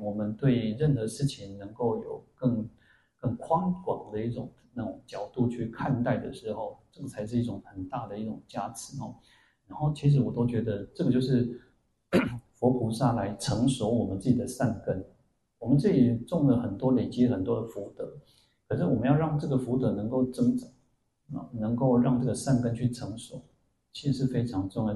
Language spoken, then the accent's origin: Chinese; Changhua County, Taiwan; moved away; also born or lived in Kaohsiung; 我以前当兵的时候，我在鹿港当兵，然后我那时候在高雄嘛吼，然后我的家乡又是在彰化